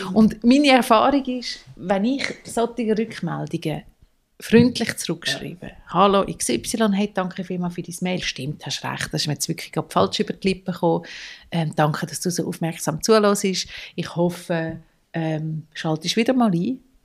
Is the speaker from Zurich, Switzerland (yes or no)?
yes; Zurich, Switzerland; ich bin so die, gewesen, die als Teenager auf den Nachtbus warten, zu Nacht am Eis am Bellevue Zürich